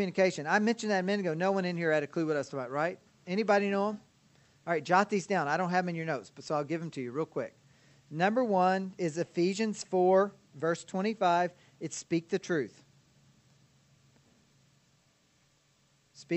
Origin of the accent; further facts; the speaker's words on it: Kentucky, United States; now in Ozark, United States; I was from Kentucky